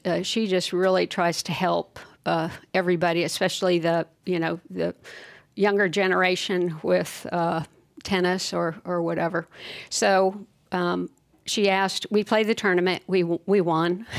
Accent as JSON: {"language": "English", "town": "Fullerton", "region": "California", "country": "United States", "tie": "born or raised there", "said": "I grew up in Fullerton um, in Southern Cal"}